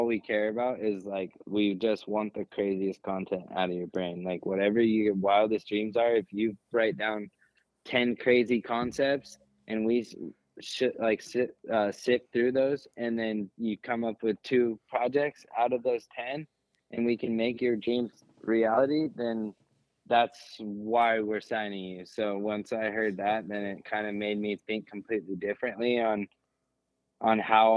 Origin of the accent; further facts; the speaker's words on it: California, United States; growing up in California, we have Beaumont, Ritchie Canyon